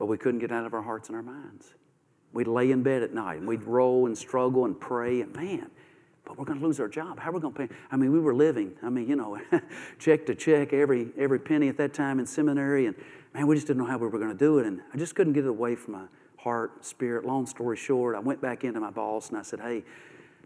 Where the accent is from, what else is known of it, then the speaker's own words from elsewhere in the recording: Bowling Green, Kentucky, United States; moved away as an adult; also born or lived in Nashville, Tennessee / Memphis, Tennessee; We grew up in Bowling Green, Kentucky, and I graduated from Western Kentucky University there, Hilltopper.